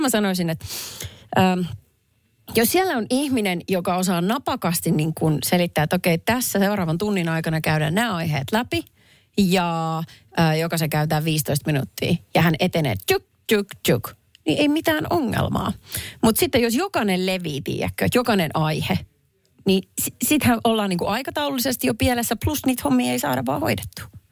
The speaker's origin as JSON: {"language": "Finnish", "town": "Perniö", "region": "Southwest Finland", "country": "Finland", "tie": "born or raised there", "moved": "yes", "said": "sieltä, mistä minä olen kotoisin kylä, jossa asuu ehkä 5000 ihmistä."}